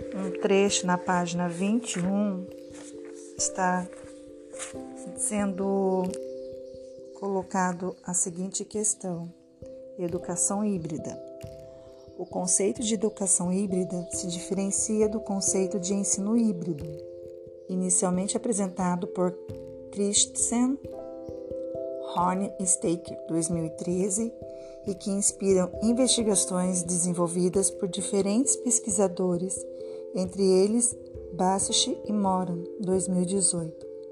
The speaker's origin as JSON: {"language": "Portuguese", "town": "Taubaté", "region": "São Paulo", "country": "Brazil", "said": "Eu sou daqui do estado de São Paulo, da cidade de Taubaté"}